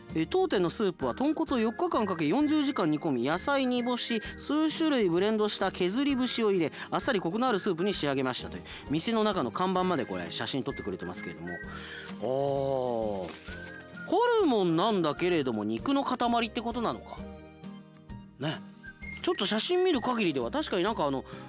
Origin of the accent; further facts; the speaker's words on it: Tokyo, Japan; moved away as an adult; 東京に帰ってラーメン食べることないんですよ